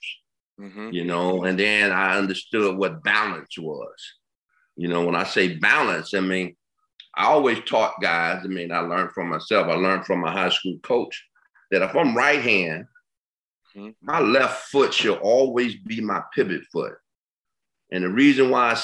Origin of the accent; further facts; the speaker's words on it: Detroit, Michigan, United States; Detroit. I come from Detroit, east side of Detroit